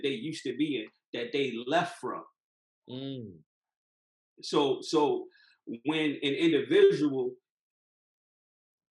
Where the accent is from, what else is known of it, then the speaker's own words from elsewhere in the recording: Philadelphia, Pennsylvania, United States; moved away; Growing up in Philly